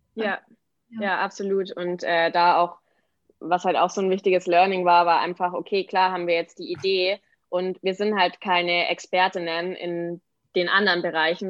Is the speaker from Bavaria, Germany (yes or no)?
yes; Aichach, Bavaria, Germany; moved away; die Schreinerei in meiner Heimat in Eichach